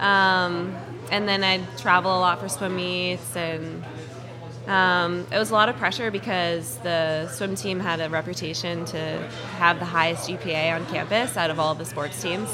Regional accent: Marblehead, Massachusetts, United States; I grew up in Marblehead

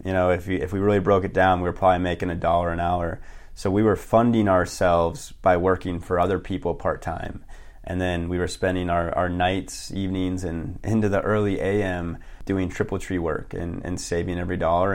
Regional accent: Billings, Montana, United States; also born or lived in Bozeman, Montana; I am from Billings, Montana originally, graduated high school, and, uh, moved to Bozeman

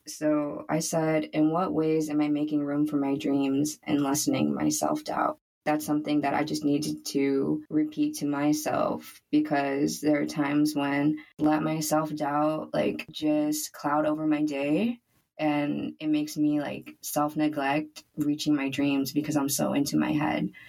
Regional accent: United States; growing up as first generation American

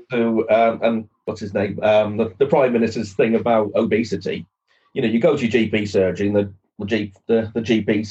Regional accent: Torquay, South West England, United Kingdom; I grew up in Torquay

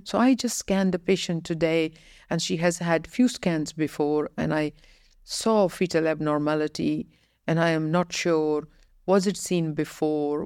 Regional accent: Ireland; moved away as an adult; also born or lived in United Kingdom; now in United Arab Emirates; I had only worked in United Kingdom and Ireland, uh, my home country.

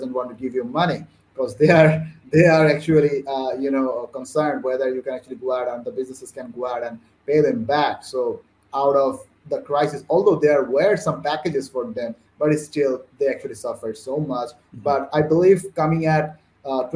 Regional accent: Bangladesh; I'm from Bangladesh

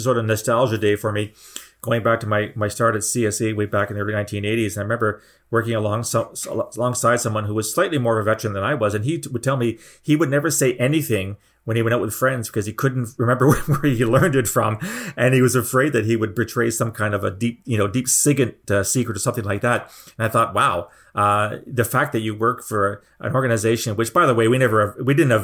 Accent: Canada; a fellow Canadian

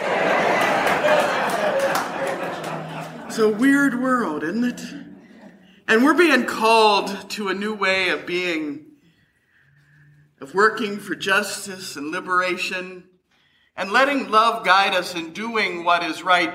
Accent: Kentucky, United States; I grew up in Kentucky

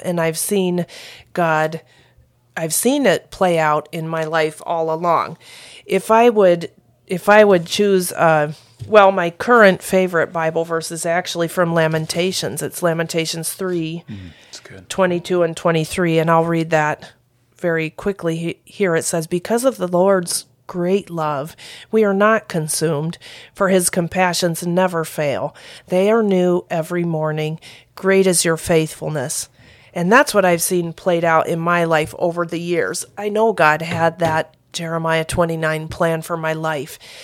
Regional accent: Flatland, Ohio, United States; moved away as an adult; also born or lived in Peru; I am from Flatland, Ohio

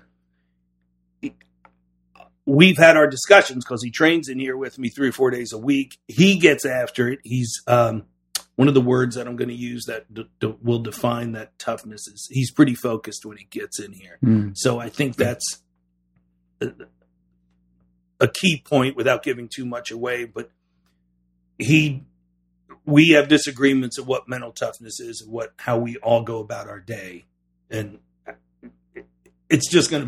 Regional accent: New Jersey, United States; I'm from New Jersey, product of my environment

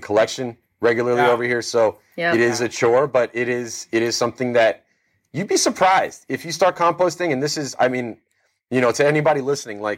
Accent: Miami Beach, Florida, United States; I'm from Miami Beach, to be totally specific

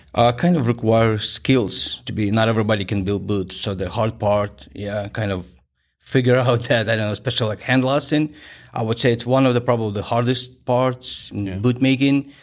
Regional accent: Kharkiv, Kharkiv Oblast, Ukraine; English is a second language; moved away as an adult; my hometown

